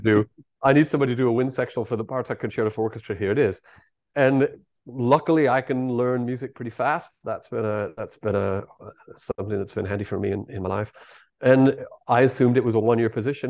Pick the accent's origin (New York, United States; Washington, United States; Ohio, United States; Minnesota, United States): Minnesota, United States; Bloomington; born or raised there; moved away as an adult; now in Manchester, United Kingdom